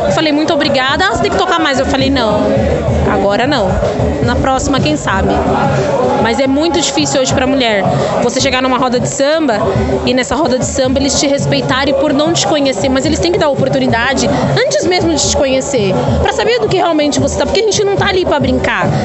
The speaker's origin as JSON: {"language": "Portuguese", "town": "Diadema", "region": "São Paulo", "country": "Brazil", "said": "eu sou de São Paulo, sou de Diadema"}